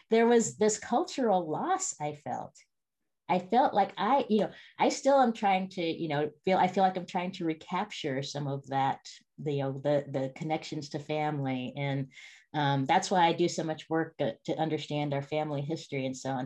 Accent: Spokane, Washington, United States; I grew up in a place called Spokane, Washington

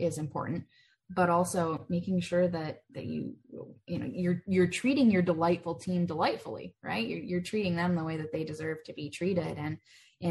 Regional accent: Michigan, United States; moved away as an adult; also born or lived in Charlotte, North Carolina; now in Denver, United States; I grew up in Michigan

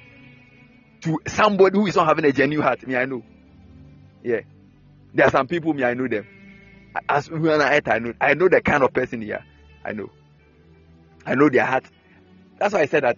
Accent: Akyem, Eastern Region, Ghana; When you come to my hometown, the Capim State

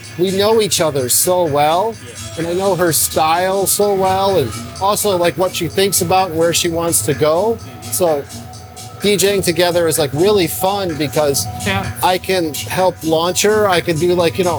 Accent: Detroit, Michigan, United States; I grew up in Detroit

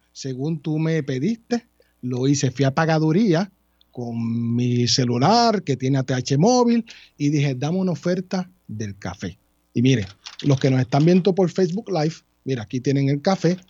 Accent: Guayama, Puerto Rico; De mi pueblo

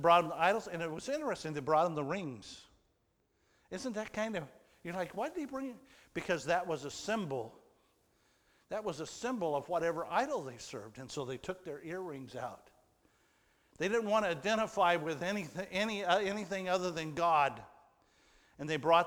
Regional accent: United States; I was from America

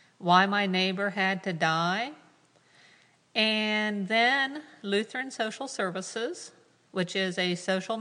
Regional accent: Ohio, United States; I grew up in the United Methodist Church in a very, very small rural community called Mountie from Ohio. I live yet to this day on my family farm that goes back to 1805

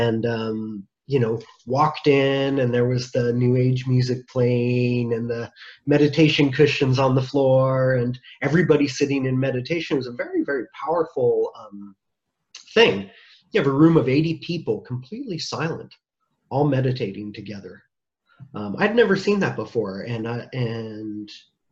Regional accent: United States; I'm an American

